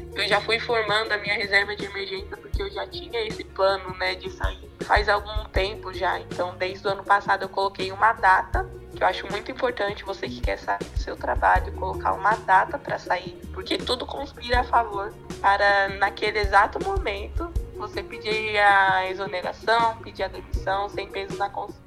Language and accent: Portuguese; São Paulo, Brazil; sou da cidade de São Paulo